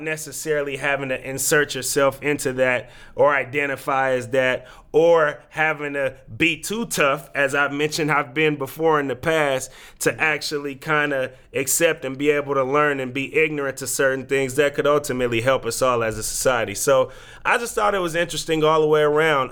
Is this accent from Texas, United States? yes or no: no; Oakland, California, United States; now in Portland, United States; the team that is in my hometown that gave me childhood memories